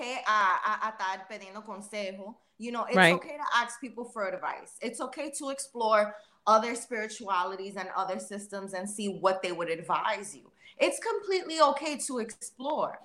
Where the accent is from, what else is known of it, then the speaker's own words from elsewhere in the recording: United States; now in Canada; I'm American